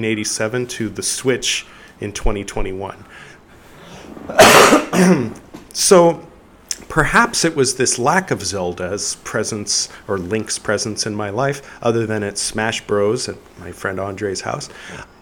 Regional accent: California, United States; moved away as an adult; now in India; I grew up in California

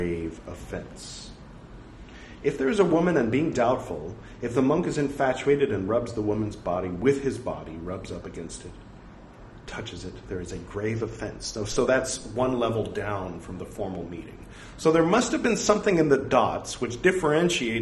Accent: United States; since being American

